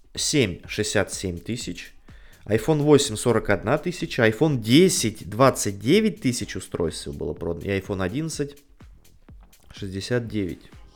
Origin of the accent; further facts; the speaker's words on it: Saint Petersburg, Russia; жители моего родного города Санкт-Петербурга